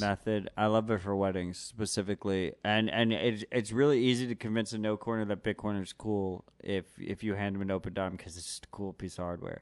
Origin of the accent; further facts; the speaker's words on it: New York City, New York, United States; I'm born and raised New York. I'm a New Yorker, motherfucker